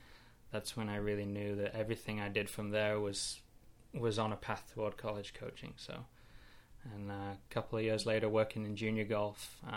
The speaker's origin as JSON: {"language": "English", "town": "Kendal", "region": "North West England", "country": "United Kingdom", "tie": "born or raised there", "moved": "as an adult", "lives_now": "United States", "said": "You can probably hear already from my accent. I grew up in England in a small town called Kendall."}